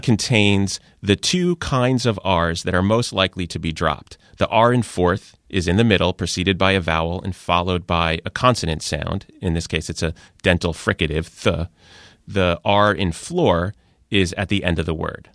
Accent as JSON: {"language": "English", "town": "New York City", "region": "New York", "country": "United States", "tie": "born or raised there"}